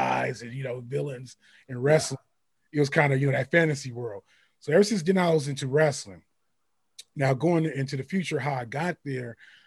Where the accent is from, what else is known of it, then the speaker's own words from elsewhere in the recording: San Francisco, California, United States; I'm from Frisco. I lived there